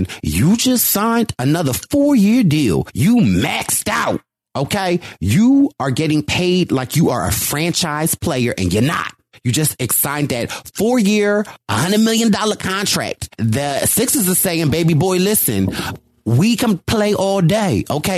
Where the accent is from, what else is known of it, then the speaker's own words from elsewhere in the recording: Philadelphia, Pennsylvania, United States; I'm from Philly, the home of the Eagles and the 76ers